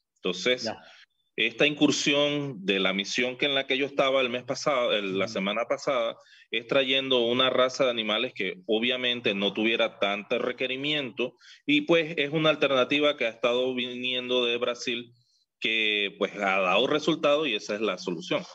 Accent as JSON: {"language": "Spanish", "country": "Panama", "said": "nosotros estamos también identificados como panameños"}